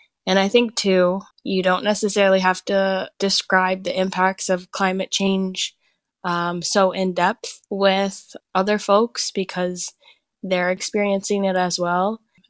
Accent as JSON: {"language": "English", "area": "Walpole Island First Nation", "region": "Ontario", "country": "Canada", "said": "I'm of the Wolf Clan, and I come from Walpole Island First Nation, known as Bekejkwinon. And I also come from another community, so I carry both Haudenosaunee and Anishinaabe teachings. My other community is Oneida Nation of the Thames"}